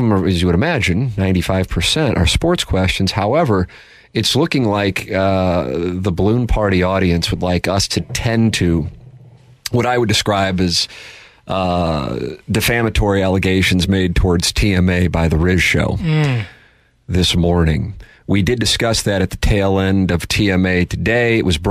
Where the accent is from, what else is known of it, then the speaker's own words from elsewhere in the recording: St. Louis, Missouri, United States; the way I was raised in South St. Louis.